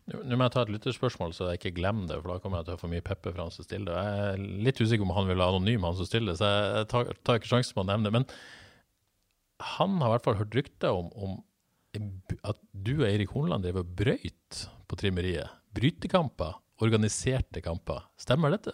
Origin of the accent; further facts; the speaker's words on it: Bodø, Nordland, Norway; moved away; Jeg satt på, sikkert hjemme i Bodø